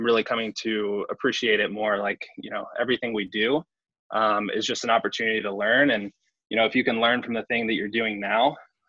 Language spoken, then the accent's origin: English; Huntsville, Alabama, United States; moved away as an adult; also born or lived in North Carolina; now in New York, United States; born and raised in Huntsville